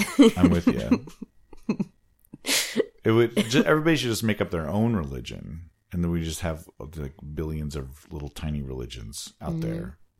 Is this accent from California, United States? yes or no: no; Washington, United States; We've got 5 songs from my home state of Washington.